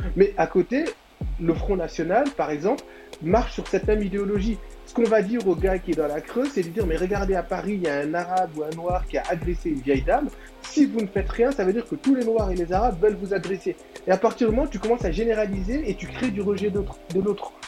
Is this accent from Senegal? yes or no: yes; Senegal; en tant que Sénégalais